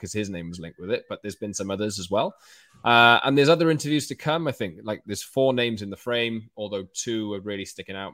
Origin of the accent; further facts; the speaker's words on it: Wales, United Kingdom; I don't know whether you can tell in my accent, I'm a Welsh man